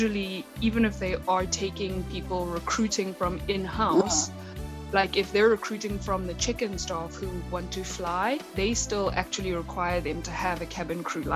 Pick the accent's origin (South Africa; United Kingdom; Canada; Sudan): South Africa; Underberg, KwaZulu-Natal; moved away as an adult; now in Johannesburg, South Africa; I come from a tiny, tiny town called Underberg in the southern Drakensberg. And I literally moved to Johannesburg